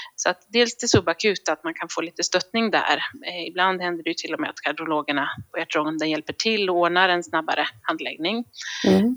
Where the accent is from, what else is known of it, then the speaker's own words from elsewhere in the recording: Visby, Gotland, Sweden; moved away as an adult; also born or lived in Luleå, Sweden; now in Gothenburg, Sweden; jag kommer från början från Visby, eh, men sen flyttade jag till Göteborg när jag skulle läka, läsa läkarutbildningen